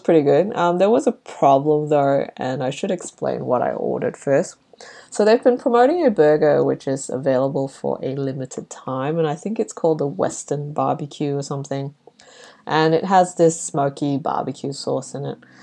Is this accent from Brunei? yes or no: yes; Brunei; moved away; when I was growing up in Brunei